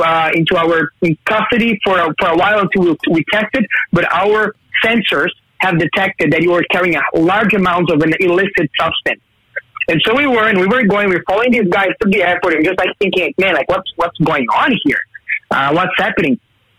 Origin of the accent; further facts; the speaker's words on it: Brazil; now in Newcastle; I'm originally from Brazil